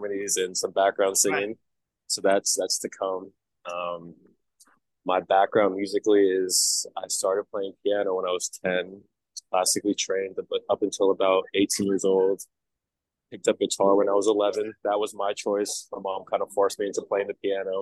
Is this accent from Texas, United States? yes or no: no; Los Angeles, California, United States; now in New York City, United States; I am from Los Angeles originally, and I moved here in 2021